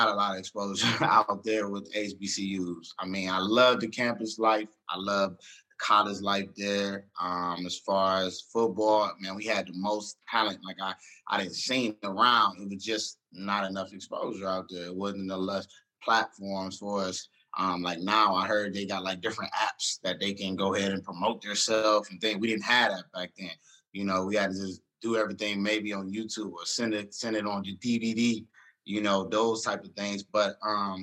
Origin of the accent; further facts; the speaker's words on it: Cleveland, Ohio, United States; moved away as an adult; now in Miami, United States; I'm from Cleveland, Ohio.